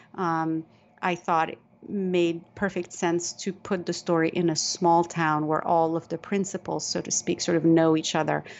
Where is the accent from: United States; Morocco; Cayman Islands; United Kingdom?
Morocco; I was born and raised in Morocco